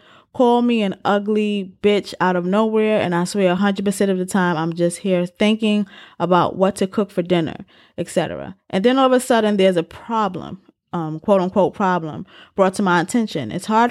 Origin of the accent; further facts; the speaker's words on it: St. Louis, Missouri, United States; I was born and raised in St. Louis City and have a long history of being bullied by teachers, peers, and family about my appearance, the way I talk and act